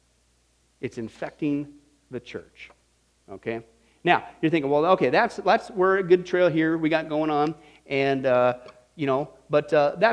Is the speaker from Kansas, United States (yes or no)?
yes; Kansas, United States; I grew up in Kansas